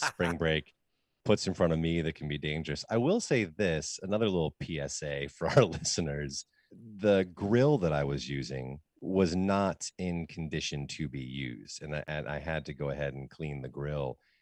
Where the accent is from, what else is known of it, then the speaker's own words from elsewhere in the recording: United States; as an American, as somebody who lives in the United States